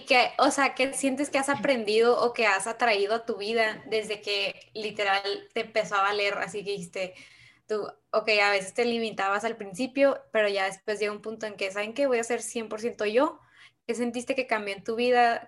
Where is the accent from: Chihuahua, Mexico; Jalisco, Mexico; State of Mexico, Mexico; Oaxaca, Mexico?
Chihuahua, Mexico; Ciudad Juárez; moved away; la misma ciudad donde yo crecí, donde yo nací